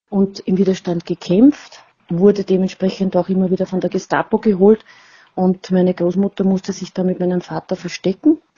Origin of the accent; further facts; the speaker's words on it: Vienna, Austria; bin aus Wien und 57 Jahre alt.